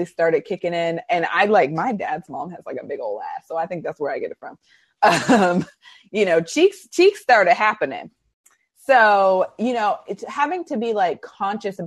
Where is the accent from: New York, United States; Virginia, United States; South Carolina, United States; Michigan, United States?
Virginia, United States; Arlington; I grew up in Arlington, Virginia